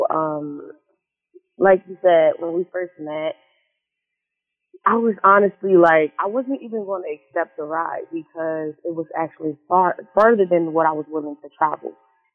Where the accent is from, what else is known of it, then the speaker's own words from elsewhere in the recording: Indianapolis and Chicago, Midwest, United States; moved away as an adult; now in Houston, United States; I am from Chicago, actually. So, yes, I grew up in Indianapolis and in Chicago. Majority of, like, both, half my life, I guess. Half my life in Indianapolis, half my life in Chicago